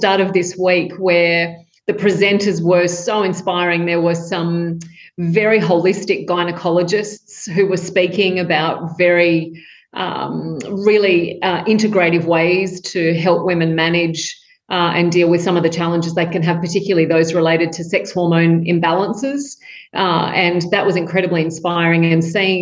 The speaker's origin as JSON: {"language": "English", "town": "Tamworth", "region": "New South Wales", "country": "Australia", "tie": "born or raised there", "said": "I grew up in Tamworth in country New South Wales in Australia with chickens in the backyard"}